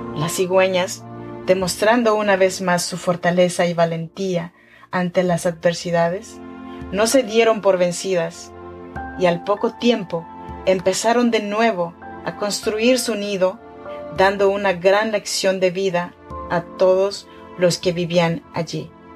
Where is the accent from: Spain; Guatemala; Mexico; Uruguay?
Mexico; Chinantla region, Oaxaca; now in Sacramento, United States; Soy mexicana, oaxaqueña de la región chinanteca